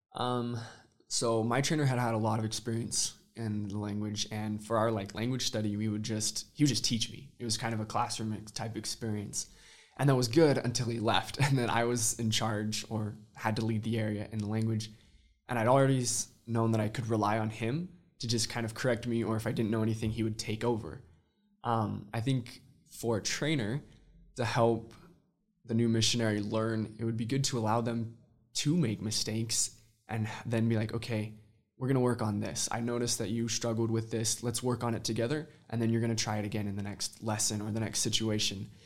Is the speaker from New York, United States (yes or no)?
no; Midway, Utah, United States; also born or lived in Austin, Texas / Santiago, Chile; I'm originally from Midway, Utah